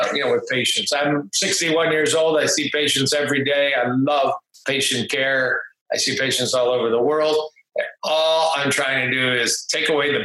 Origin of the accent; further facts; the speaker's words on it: Detroit, Michigan, United States; also born or lived in Ann Arbor, Michigan; I grew up outside Detroit. In the suburbs, pretty typical upbringing with two pretty amazing parents